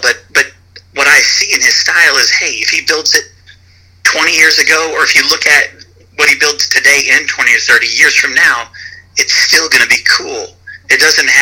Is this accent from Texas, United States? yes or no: yes; Fort Worth, Texas, United States; moved away as an adult; now in Austin, United States; I'm born and raised in Fort Worth, but I'd moved down to Austin for work